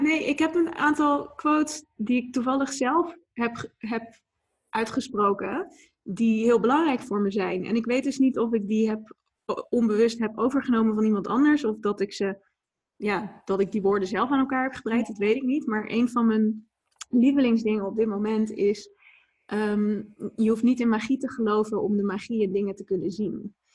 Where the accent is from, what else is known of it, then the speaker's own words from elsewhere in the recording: Etten-Leur, North Brabant, Netherlands; moved away; also born or lived in Leiden / Maastricht / Amsterdam; ik ben deels opgegroeid in Etteleur, in Noord-Brabant ligt dat, onder Breda. En, en deels in Leiden. Dus zeg maar, een beetje mijn jeugd was een beetje 50-50 verdeeld.